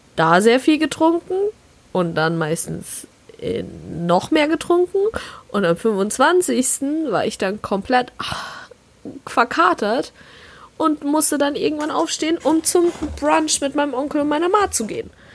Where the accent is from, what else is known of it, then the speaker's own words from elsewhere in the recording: southwest Germany, Germany; ich komme ja aus dem Süden von Deutschland eher. Südwesten ist es im Endeffekt